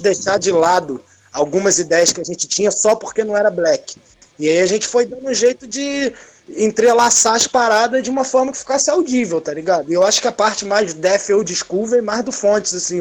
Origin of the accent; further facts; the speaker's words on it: Miguel Pereira, Rio de Janeiro, Brazil; Eu e Gabriel somos de Miguel